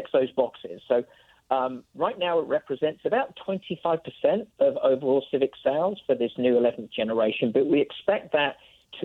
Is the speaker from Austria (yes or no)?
no; United Kingdom; now in United States; you and I being British expats